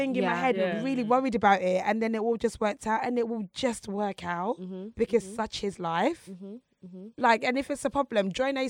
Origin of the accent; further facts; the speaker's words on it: Essex, East of England, United Kingdom; I was like from Essex